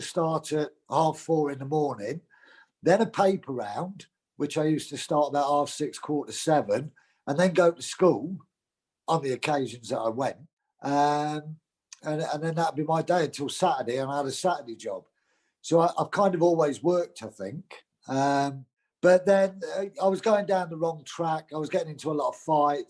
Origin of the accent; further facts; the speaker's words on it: Grantham, East Midlands, United Kingdom; I was brought up in Grantham, local council estate